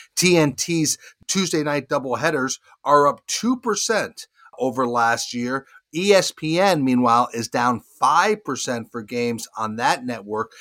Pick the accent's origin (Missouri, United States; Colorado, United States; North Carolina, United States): North Carolina, United States; Charlotte; right here in my hometown of Charlotte